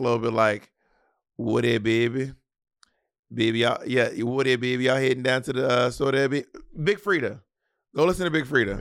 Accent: the South, United States; accent: Southern; I'm from the South and people think our accents are ugly.

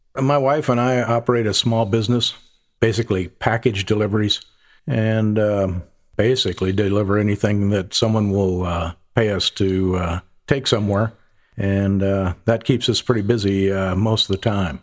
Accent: upper Midwest, United States; moved away as an adult; also born or lived in Central Florida; now in North Charleston, United States; I'm from the upper Midwest, uh, big farm family. Left there about as quickly as I could, joined the Air Force

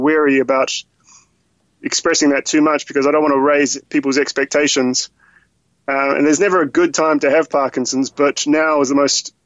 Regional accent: New Zealand; moved away; I'm originally from New Zealand

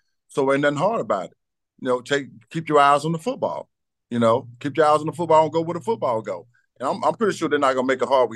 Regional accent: Batesville, Mississippi, United States; I came from South Panola High School

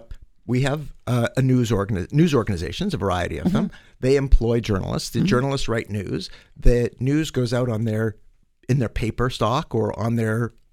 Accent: Winnipeg, Manitoba, Canada; I grew up in Winnipeg.

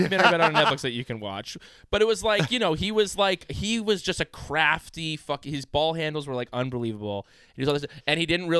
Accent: Tunisia; I don't come from a country with a big tennis background, but it's like entrepreneurs didn't kick. Like I'm from Tunisia, and those are barriers.

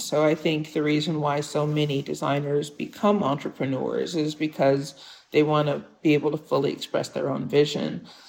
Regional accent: Detroit, Michigan, United States; It's my hometown. And, you know, I had a wonderful childhood in Detroit. You know, I went to Detroit public schools, K through 12.

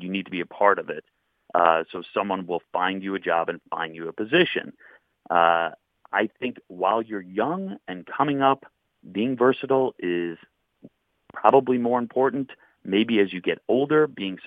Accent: Long Island, New York, United States; also born or lived in Oklahoma City / Buffalo; I grew up on Long Island

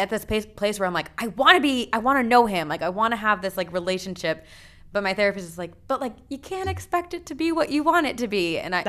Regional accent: New Jersey, United States; I was born in New Jersey

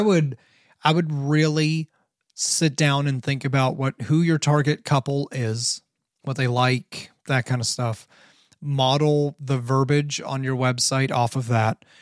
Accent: Canton, Ohio, United States; I grew up in Canton, Ohio.

